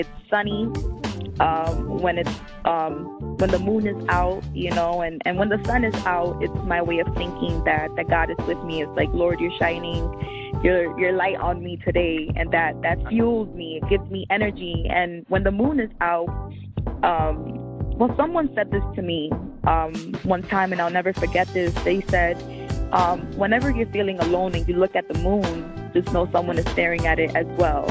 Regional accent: New York City, New York, United States; also born or lived in Miami; I was raised in the Bronx.

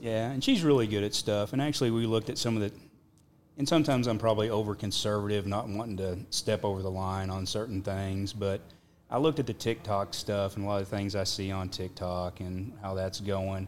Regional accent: Perryton, Texas, United States; also born or lived in Nazareth, Texas; I was born in Perryton, Texas, which is at the top of the Texas Panhandle

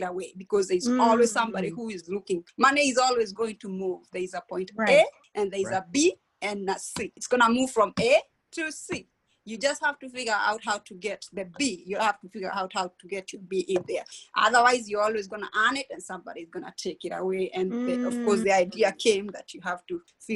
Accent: Kenya; moved away as an adult; now in United States; I grew up in Kenya in a small town near Nairobi. I migrated to the United States when I was 20 years old

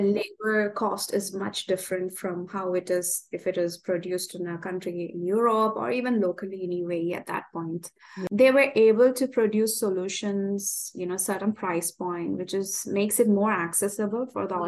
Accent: Kerala, India; now in Dubai, United Arab Emirates; I'm originally from India. I'm, I'm from Kerala and I live here with uh, in Dubai

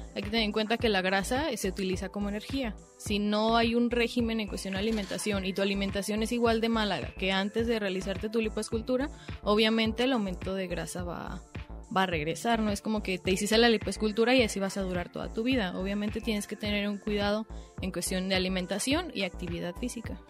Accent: Mexico; nuestra dieta como mexicanos

